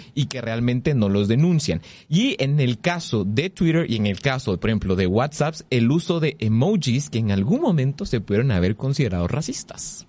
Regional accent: Guatemala; nosotros como guatemaltecos

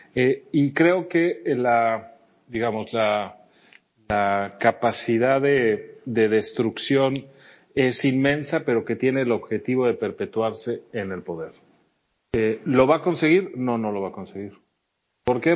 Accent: Mexico; mi país

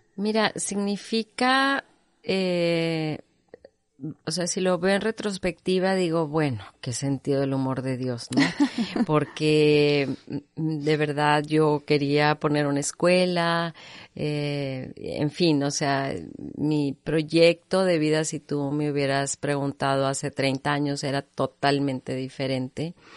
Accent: Monterrey, Nuevo León, Mexico; yo nací en Monterrey

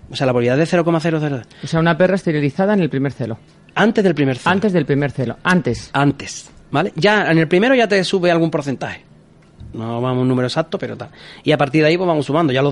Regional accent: Cádiz, Andalusia, Spain; fíjate, yo soy de Cádiz, en Cádiz es una ciudad igual.

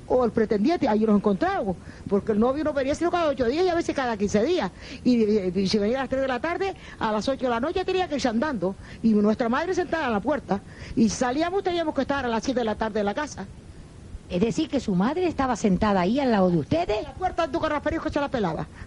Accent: Sobradillo, Canary Islands, Spain; Nací aquí en el Sobradillo y toda la vida he vivido aquí. Y aquí nacieron mis, abuelas y mi madre.

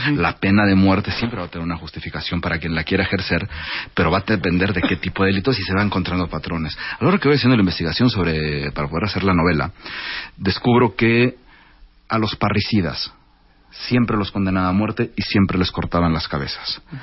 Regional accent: Mexico; also born or lived in Paris; Yo vengo de una familia árabe, de origen árabe. Yo soy primera generación mexicano.

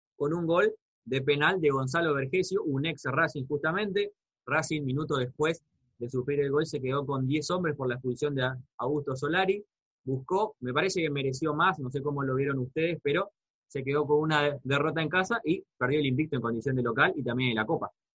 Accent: Argentina; como argentinos

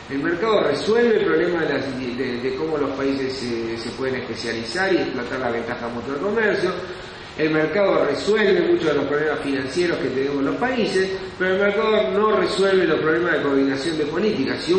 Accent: Argentina

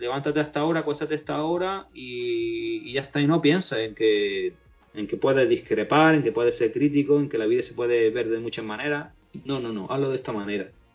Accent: Spain; Yo sigo siendo, sigo siendo español más que nadie

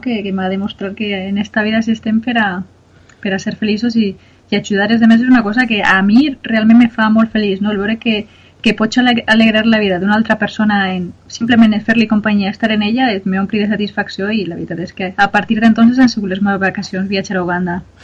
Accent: Onda, Valencian Community, Spain; jo sempre havia fet voluntariat en el meu poble, en Onda

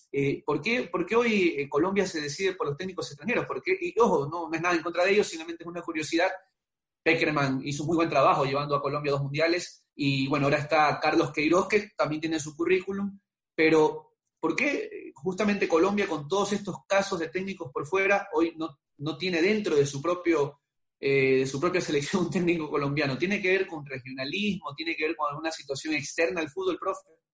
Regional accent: Ecuador; nosotros como ecuatorianos, como periodistas

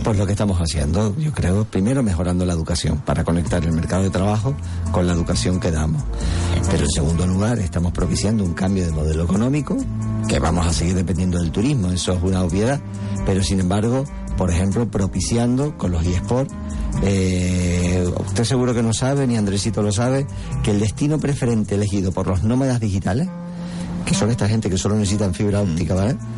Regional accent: San Cristóbal de La Laguna, Canary Islands, Spain; yo soy de La Laguna

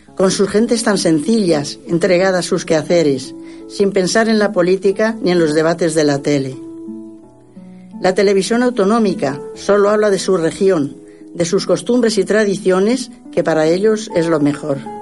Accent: Castilla-La Mancha, Spain; moved away; Qué hermosa tierra manchega, lugar donde yo nací

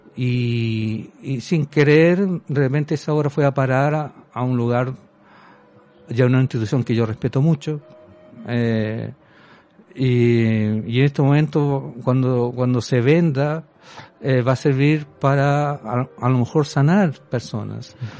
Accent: Chile; moved away as an adult; yo soy eh, un chileno común y corriente

